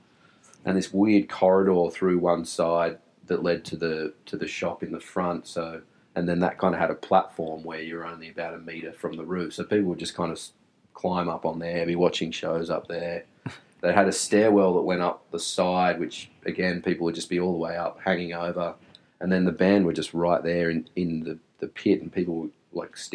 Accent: Wollongong, New South Wales, Australia; We grew up with each other in the northern suburbs

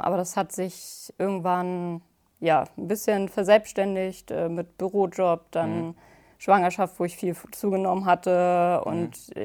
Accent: Hamburg, Germany; ich komme aus der Nähe von Hamburg

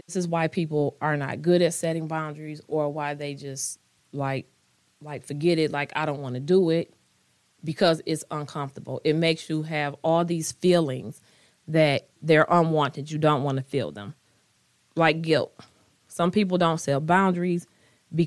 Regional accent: United States; I am African American. I am Black

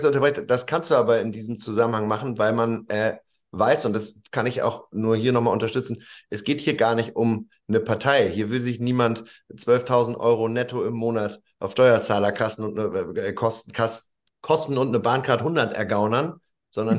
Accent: Lower Saxony, Germany; das bin ja auch Niedersachse

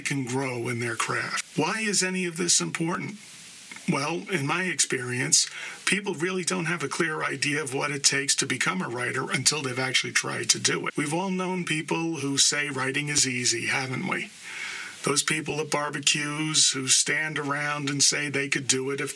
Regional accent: New York City, New York, United States; born and raised in the Bronx, New York

